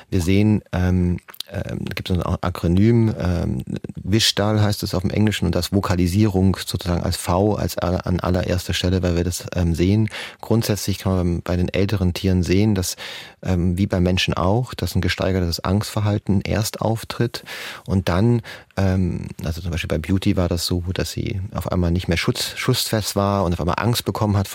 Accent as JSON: {"language": "German", "town": "Tübingen", "region": "Baden-Württemberg", "country": "Germany", "said": "Ähm, Frau Bachleiter, erstmal ähm, äh, Grüße in meine Heimat. Ich komme ursprünglich aus Tübingen, auch wenn man es nicht mehr ganz so hört."}